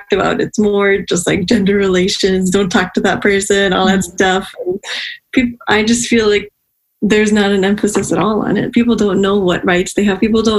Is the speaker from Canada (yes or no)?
no; Pakistan; I come from Pakistan